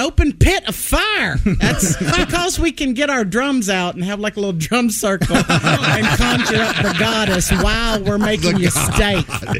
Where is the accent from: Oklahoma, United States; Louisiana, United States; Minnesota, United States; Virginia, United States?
Louisiana, United States; Louisiana. I mean, you know, we're all mixed up down there.